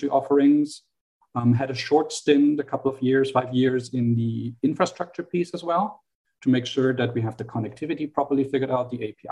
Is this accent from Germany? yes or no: yes; Germany; accent: German; English is a second language; moved away; my German accent gives me away, I have an upbringing, an educational upbringing in Germany.